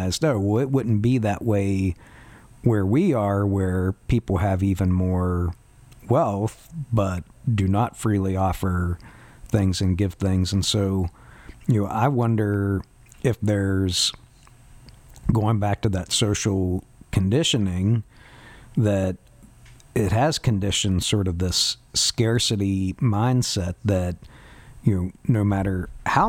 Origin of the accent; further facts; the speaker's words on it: West Virginia, United States; I'm from West Virginia